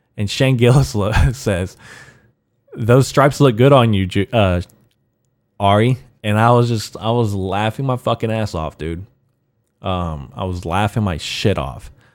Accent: United States; I'm American, I'm an American Mexican

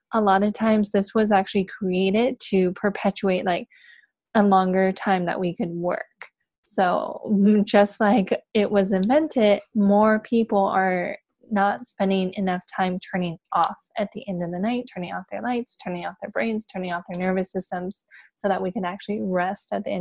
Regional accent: San Diego, California, United States; now in Los Angeles, United States; I am born and raised in San Diego

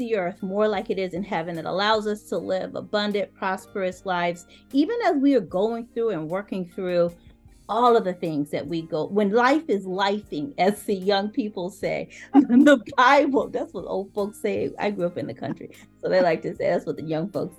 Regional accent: the South, United States; I'm from the South, so I say y'all

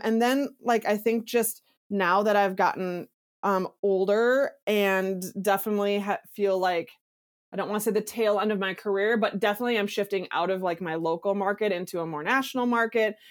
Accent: Minneapolis, Minnesota, United States; I'm nobody from Minneapolis, Minnesota

